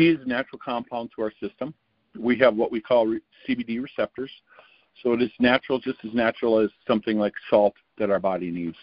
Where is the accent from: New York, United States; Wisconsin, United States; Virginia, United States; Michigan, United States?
Wisconsin, United States; I'm a gentleman from Wisconsin